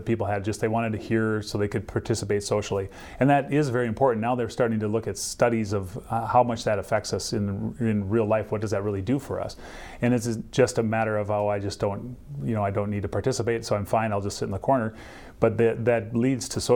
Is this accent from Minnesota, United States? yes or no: yes; Minnesota, United States; also born or lived in Cincinnati, Ohio; I grew up in Minnesota and went to college at Bethel